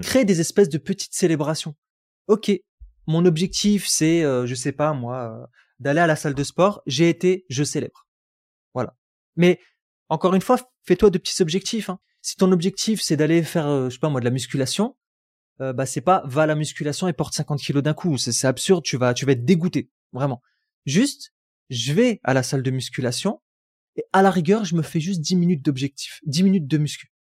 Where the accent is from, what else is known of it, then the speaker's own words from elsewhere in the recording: Roubaix, Hauts-de-France, France; moved away as an adult; j'ai grandi à Roubaix, j'aurais jamais cru que j'allais quitter Roubaix.